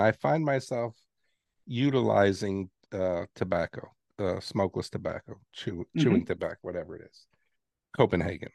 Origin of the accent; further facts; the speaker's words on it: New York City, New York, United States; moved away; also born or lived in Texas; I'm from New York City